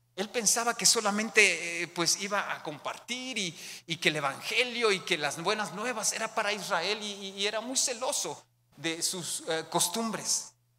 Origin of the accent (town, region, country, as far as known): Mexicali, Baja California, Mexico